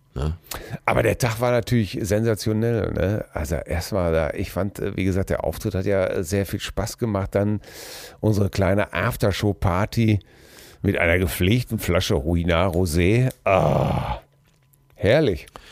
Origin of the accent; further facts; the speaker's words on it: Germany; also born or lived in Hamm; als Deutscher